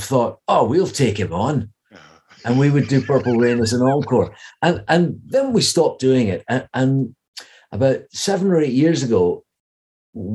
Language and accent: English; Edinburgh, Scotland, United Kingdom; now in Ireland; I'm from Edinburgh